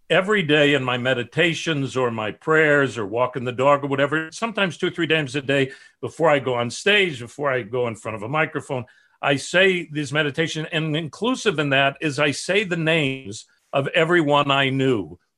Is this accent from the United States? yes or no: yes; Chicago, Illinois, United States; my family south side of chicago and no artistic uh, nature there but i did hear that my grandfathers were cantors and mohels and and shochets